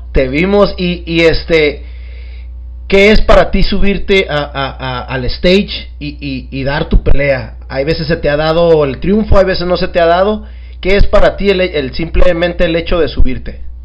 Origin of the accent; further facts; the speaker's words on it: Mexico; como mexicanos